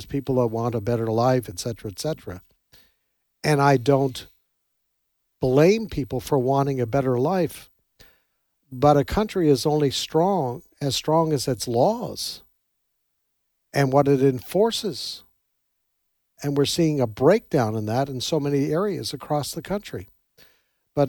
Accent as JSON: {"language": "English", "country": "Canada", "moved": "yes", "lives_now": "United States", "said": "I come from Canada originally"}